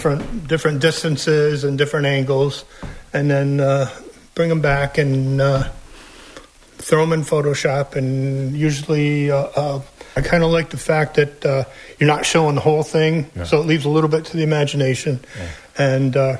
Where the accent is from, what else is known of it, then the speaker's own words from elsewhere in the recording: DeKalb Junction, New York, United States; I grew up in DeKalb